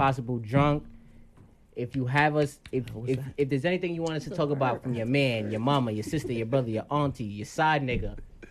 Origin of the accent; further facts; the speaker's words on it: New York City, New York, United States; I am from Brooklyn.